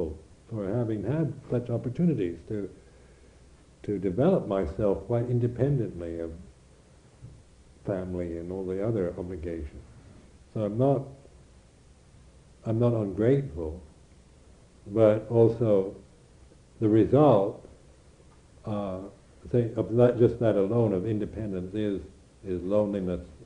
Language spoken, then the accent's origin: English; Washington, United States; moved away as an adult; also born or lived in Thailand / Borneo / India; now in England, United Kingdom; as an American